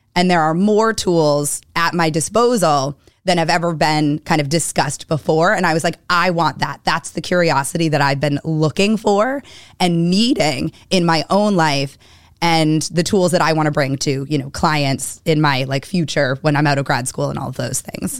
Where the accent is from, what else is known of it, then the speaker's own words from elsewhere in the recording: Weston, Massachusetts, United States; also born or lived in Newton, Massachusetts / Pennsylvania; grew up in Weston